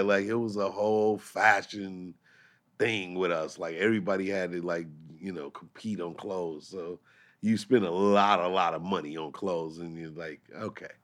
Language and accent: English; St. Louis, Missouri, United States; moved away; Saint Louis is my hometown